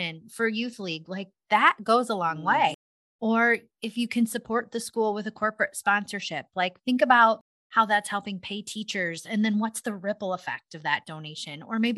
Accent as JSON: {"language": "English", "town": "Cascade", "region": "Iowa", "country": "United States"}